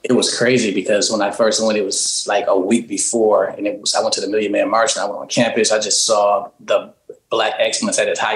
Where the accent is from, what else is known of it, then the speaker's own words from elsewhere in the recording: Flint, Michigan, United States; I'm from Flint, Michigan. We both are.